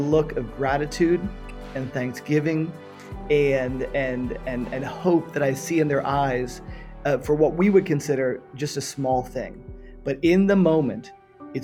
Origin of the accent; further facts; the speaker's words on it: Miami, Florida, United States; moved away as an adult; also born or lived in San Francisco / Western Europe; Born and raised in Miami, Florida